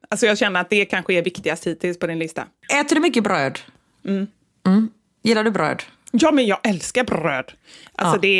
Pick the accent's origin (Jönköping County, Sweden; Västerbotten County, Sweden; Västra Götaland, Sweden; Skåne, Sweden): Västra Götaland, Sweden; accent: Gothenburg dialect; ofrivilligt börjar ju liksom prata som dem fast när jag vill hålla kvar i min göteborgska.